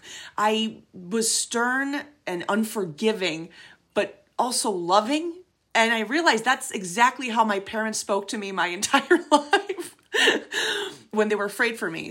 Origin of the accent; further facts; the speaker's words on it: Venezuela; moved away; Venezuela, my home country